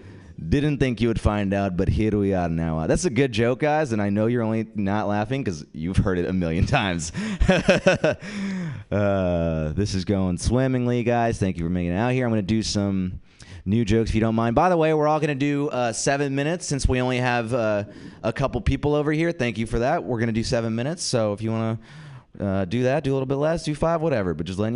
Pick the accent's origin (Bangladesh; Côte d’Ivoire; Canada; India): India; So I am an Indian comic, but don't be alarmed.